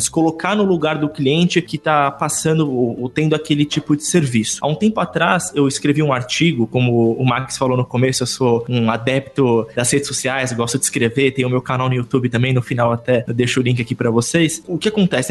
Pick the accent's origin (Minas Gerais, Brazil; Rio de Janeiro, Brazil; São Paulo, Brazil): São Paulo, Brazil; São Caetano do Sul; eu sou de São Caetano, não é tão interior assim, mas ainda tem um pouquinho desse clima